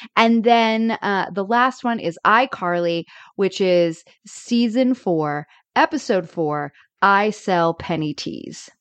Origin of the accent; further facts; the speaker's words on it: Florida, United States; I grew up in Florida